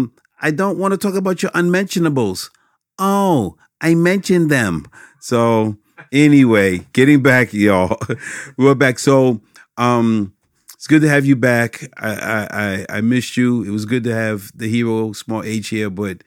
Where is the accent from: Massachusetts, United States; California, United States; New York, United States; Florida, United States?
New York, United States; Westbury; now in Westbury, United States; I'm from Westbury, Long Island. And I told you, y'all would notice the accent.